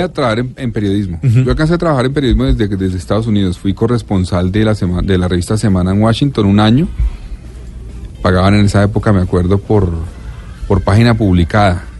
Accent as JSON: {"language": "Spanish", "country": "Colombia", "said": "yo soy de Colombia"}